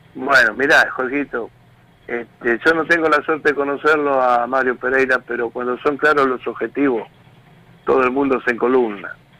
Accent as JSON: {"language": "Spanish", "town": "Tigre", "region": "Buenos Aires Province", "country": "Argentina", "tie": "born or raised there", "lives_now": "Garín, Argentina", "said": "yo soy de ahí, de Tigre, cerca donde están las donde están ustedes, yo me crié por ahí"}